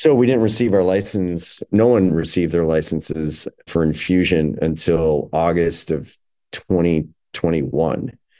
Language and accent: English; Chicago, Illinois, United States; also born or lived in New York; Illinois is my, my hometown, Chicago is my hometown